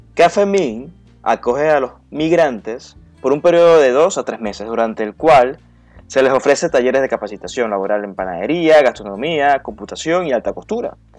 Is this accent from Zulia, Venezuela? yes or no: yes; Maracaibo, Zulia, Venezuela; moved away as an adult; now in Madrid, Spain; como buen maracucho